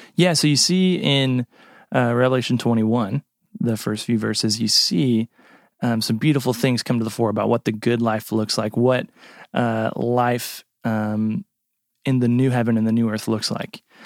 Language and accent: English; United States; as an American